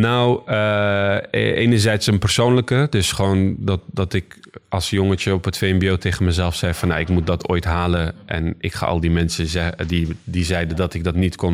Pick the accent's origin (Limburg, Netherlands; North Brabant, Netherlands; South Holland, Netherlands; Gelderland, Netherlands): South Holland, Netherlands; Rotterdam; now in Schiedam, Netherlands; ik ben hier geboren en getogen in Rotterdam